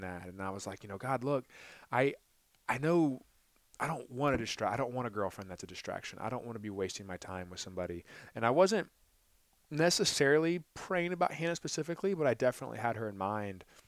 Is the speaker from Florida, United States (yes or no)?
yes; Ponte Vedra Beach, Florida, United States; moved away as an adult; also born or lived in Jacksonville, Florida; now in Gainesville, United States; I was from Jacksonville, Florida. Grew up in Ponte Vedra Beach